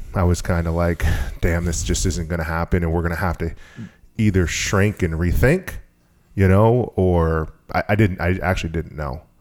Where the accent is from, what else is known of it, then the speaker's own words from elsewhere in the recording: Maine, United States; also born or lived in Massachusetts; I've been here since I was eight years old